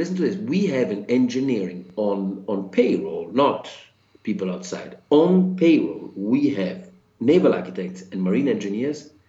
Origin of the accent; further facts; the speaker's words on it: Florence, Tuscany, Italy; moved away; I am from Florence. So after 26 years of being away